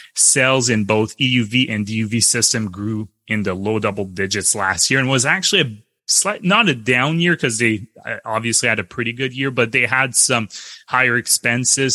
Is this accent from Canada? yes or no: yes; Canada; as a Canadian